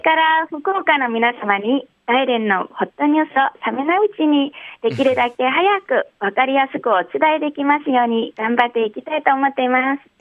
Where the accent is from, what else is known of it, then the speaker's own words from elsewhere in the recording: Yanbian, Jilin, China; now in Dalian, China; 遠辺出身なので